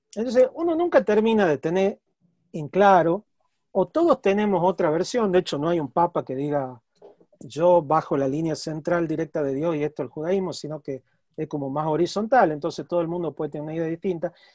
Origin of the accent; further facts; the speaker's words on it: Tucumán, Argentina; also born or lived in Spain; entre mis señas de identidad, está que soy tucumano